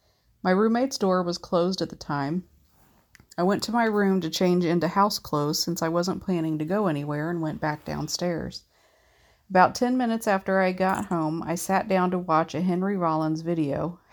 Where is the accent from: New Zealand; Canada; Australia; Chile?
Canada; I'm Canadian and uber polite, so I just nodded